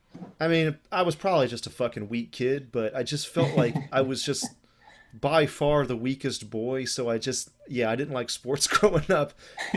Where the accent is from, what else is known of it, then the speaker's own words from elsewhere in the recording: Eclectic, Alabama, United States; moved away; also born or lived in Japan; I'm from Eclectic, Alabama originally